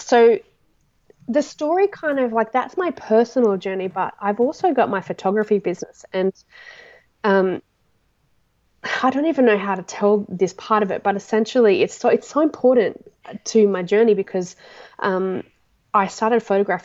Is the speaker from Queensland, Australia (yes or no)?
yes; Toowoomba, Queensland, Australia; I'm from Toowoomba.